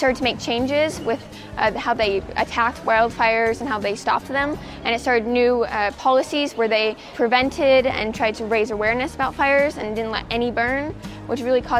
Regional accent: Idaho, United States; I'm from Idaho.

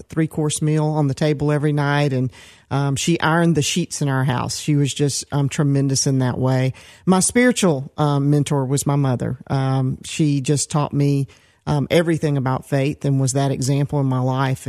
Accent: Decatur, Georgia, United States; also born or lived in Atlanta, Georgia / Stone Mountain, Georgia; I was born in Atlanta, and I grew up, first of all, in Decatur, Georgia, which was a medium-sized town. And later we were moving to the suburbs out a little further to Stone Mountain

